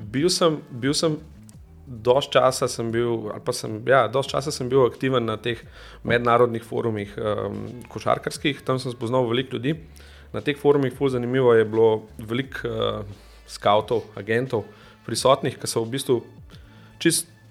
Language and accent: Slovenian; Domžale, Central Slovenia, Slovenia; jaz prihajam iz Domžale